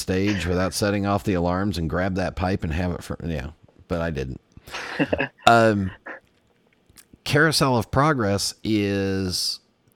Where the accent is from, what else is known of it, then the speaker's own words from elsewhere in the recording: California, United States; growing up in California